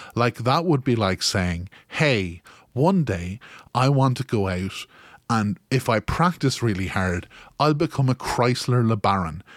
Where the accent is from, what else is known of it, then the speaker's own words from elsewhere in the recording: Kilkenny, Leinster, Ireland; you may notice by my tone of voice that I am from Kilkenny in Ireland